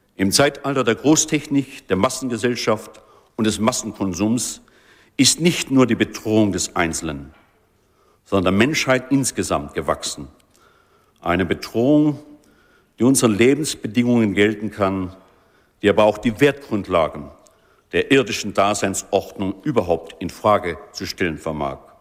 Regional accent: Germany; unserer Identität als Deutsche

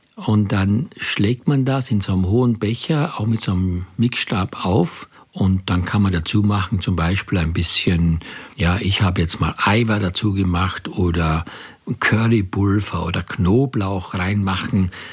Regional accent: Graz, Styria, Austria; ich komme aus Graz

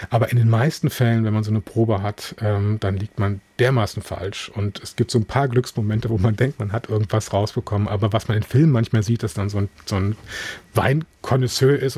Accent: Rhineland, Germany; Wobei ich auch immer den Eindruck habe, dass das so für mich als Rheinländer, bei uns ist es auch gewissermaßen okay, wenn Männer weinen.

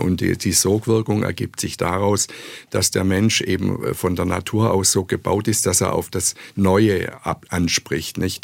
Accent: Stuttgart, Baden-Württemberg, Germany; moved away as an adult; also born or lived in Tübingen / Freiburg / New York; Ich bin in Tübingen geboren, da war ich aber nur kurz in meinem Leben, am Anfang meines Lebens und habe aber hier in Stuttgart meine Schulzeit verbracht, meine Gymnasialzeit

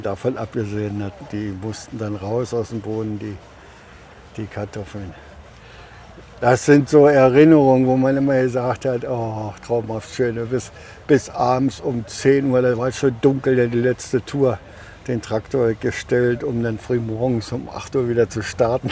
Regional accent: Mark Brandenburg, Germany; Bei uns, wo ich herkomme, ist ein Sumpfgebiet in der Mark Brandenburg

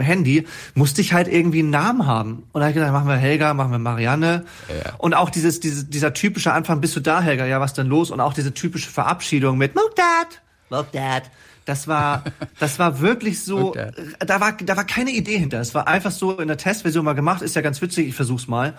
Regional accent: Wesselburen, Schleswig-Holstein, Germany; Wesselburn ist zwar eine Stadt, aber wir ja. haben 3000 Einwohner

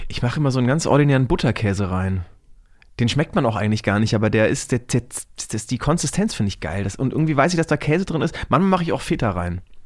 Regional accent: Franconia, Bavaria, Germany; ich komme aus Franken

